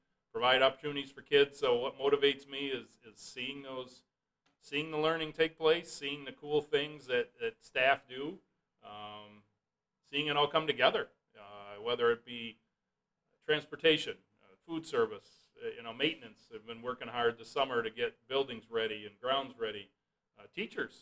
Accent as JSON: {"language": "English", "town": "Hart", "region": "Michigan", "country": "United States", "tie": "born or raised there", "said": "my parents were both teachers in Hart, so, you know, kind of born and raised and grew up in that environment."}